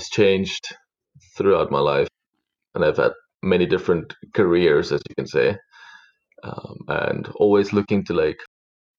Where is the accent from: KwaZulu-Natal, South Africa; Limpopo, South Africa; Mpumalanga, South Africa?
Mpumalanga, South Africa; moved away as an adult; also born or lived in Middelburg / Bethal; now in Vancouver, Canada; I'm originally from South Africa. I was born in a little country farm, grew up between a farm and a country town.